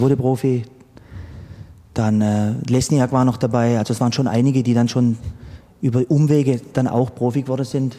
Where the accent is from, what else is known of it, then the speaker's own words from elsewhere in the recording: Sternenfels, Baden-Württemberg, Germany; moved away as an adult; also born or lived in Pforzheim / Heilbronn; Angefangen hat alles in meinem Wohnort Sternenfels. Mhm das war so der Enzkreis, Kreis Pforzheim. Da bin ich aufgewachsen